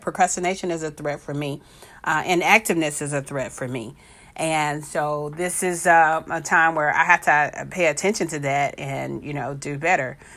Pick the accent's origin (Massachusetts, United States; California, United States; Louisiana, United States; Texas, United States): Texas, United States; I'm from Texas